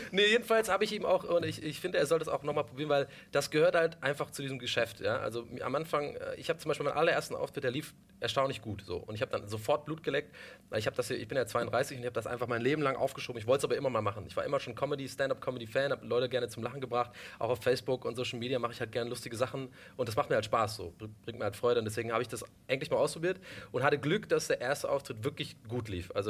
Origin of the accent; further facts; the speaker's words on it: Ireland; now in Germany; ganzer Ire. Ja, ich bin in Irland geboren, ich bin da auch sehr okay. stolz drauf und habe auch gar keinen deutschen Pass.